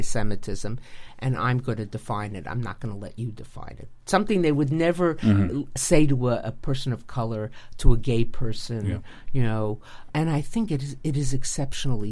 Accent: United States; as an American woman.

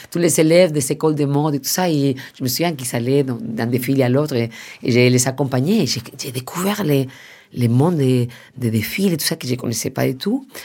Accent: Madrid, Community of Madrid, Spain; moi je venais de Madrid, lui travaillait déjà avec Pedro Almodóvar et, il était un peu dans la famille espagnole

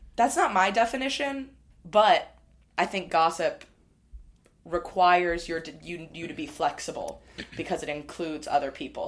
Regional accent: Midwest, United States; I'm a Midwesterner as well

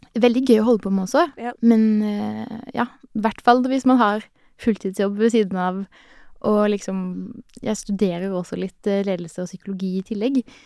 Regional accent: Sørlandet, Norway; jeg er jo en sørlending som smiler mye

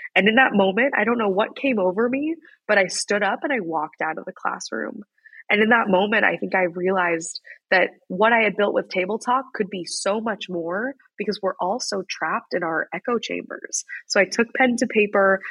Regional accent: Wichita, Kansas, United States; moved away as an adult; I grew up in Wichita, Kansas

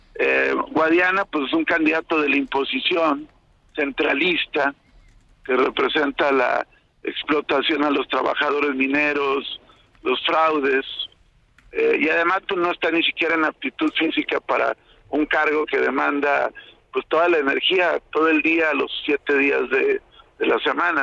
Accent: Torreón, Coahuila, Mexico; Torreón, mi tierra

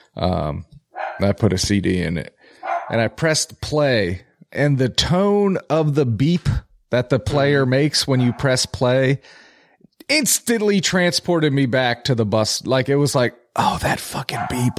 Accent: Philadelphia, Pennsylvania, United States; I'm from Philly

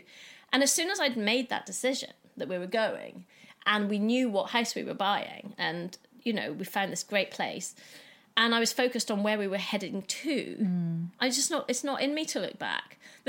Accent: Scotland, United Kingdom; my parents are English and I was born in Scotland and brought up there.

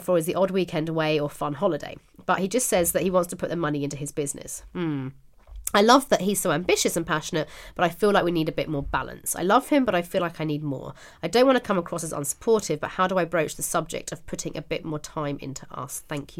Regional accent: Ireland; As an Irish gal, I'm happy that Louisa found a good Irish man.

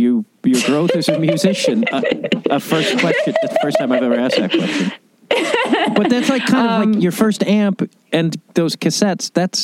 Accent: outside Chicago, Illinois, United States; I'm from Chicago, or I grew up outside Chicago

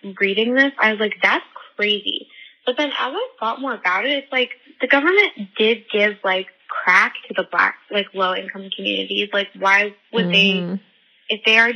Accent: right outside Chicago, Illinois, United States; I'm from Illinois, right outside Chicago

